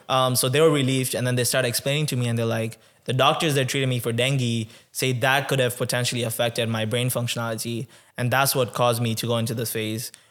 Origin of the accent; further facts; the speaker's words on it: Tanzania; now in Canada; I was born in Tanzania. So, I was born and raised in Tanzania twenty-one years ago.